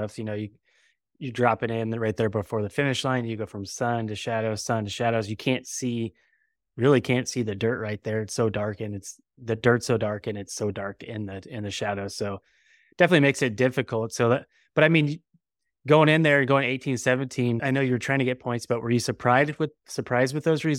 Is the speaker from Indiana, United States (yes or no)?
no; California, United States; You know, we're from California, so it's pretty far away.